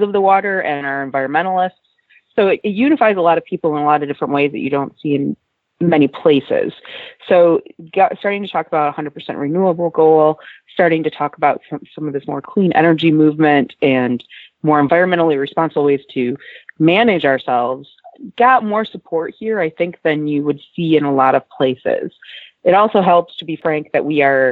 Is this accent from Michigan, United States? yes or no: yes; Traverse City, Michigan, United States; I was actually born and raised in Traverse City and ended up back here as an adult